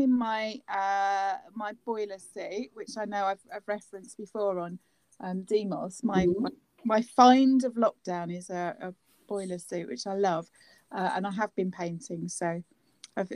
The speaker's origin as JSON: {"language": "English", "town": "Cambridge", "region": "East of England", "country": "United Kingdom", "tie": "born or raised there", "said": "I grew up in Cambridge as well"}